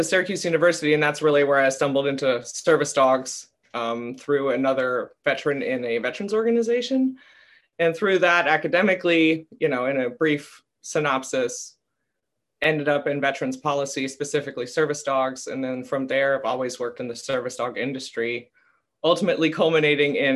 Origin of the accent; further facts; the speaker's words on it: Germany; moved away as an adult; also born or lived in Tampa, Florida; now in United States; I was raised in Germany until I was 18 years old, came to the States